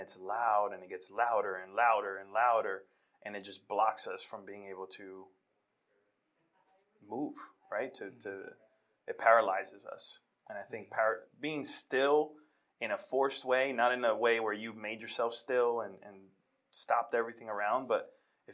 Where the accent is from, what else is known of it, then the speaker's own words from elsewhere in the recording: New York City, New York, United States; born and raised in Washington Heights, New York